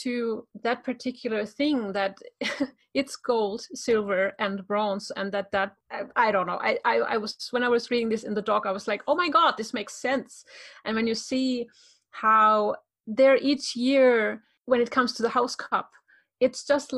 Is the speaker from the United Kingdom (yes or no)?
no; Germany; I'm German. I'm from Germany